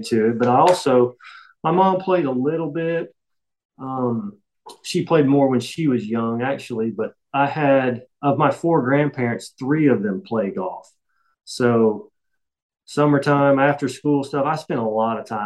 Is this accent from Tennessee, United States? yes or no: yes; Jefferson City, Tennessee, United States; I'm from Jefferson City, still live here, kind of a small town, 30 minutes from Knoxville